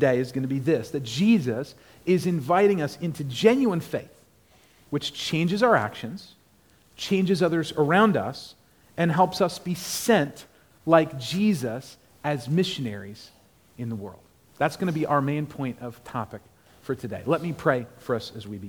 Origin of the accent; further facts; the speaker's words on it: Maryland, United States; moved away as an adult; also born or lived in Annapolis, Maryland; now in Clarksville, United States; I'm from Maryland, lived in Annapolis